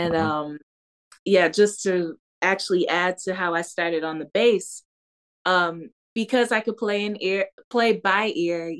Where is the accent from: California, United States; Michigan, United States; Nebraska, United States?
Michigan, United States; Detroit; I was born and raised in Detroit, yeah. Michigan, specifically on the west side at Hutzel Hospital